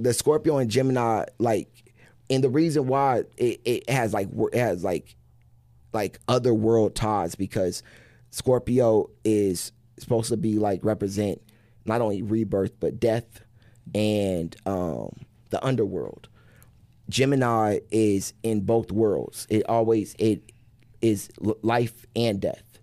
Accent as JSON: {"language": "English", "town": "Wichita", "region": "Kansas", "country": "United States", "said": "I'm from Wichita"}